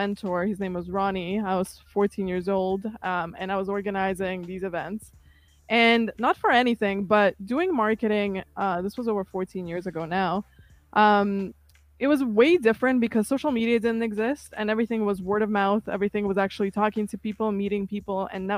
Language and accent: English; Kazakhstan; English is a second language; now in Toronto, Canada; I came from Kazakhstan in 2006. I actually barely spoke English when I first got here.